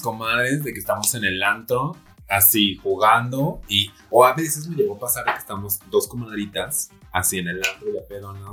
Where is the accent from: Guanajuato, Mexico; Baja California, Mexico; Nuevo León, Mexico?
Guanajuato, Mexico; Celaya; also born or lived in Querétaro; now in Mexico City, Mexico; yo soy de Celaya, Guanajuato